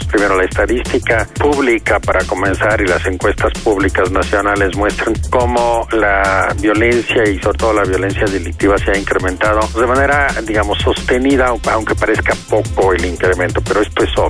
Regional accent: Mexico

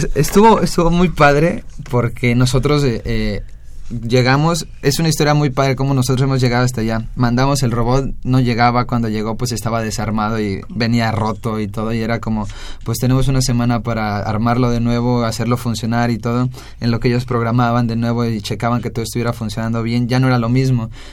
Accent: Mexico; somos los únicos mexicanos

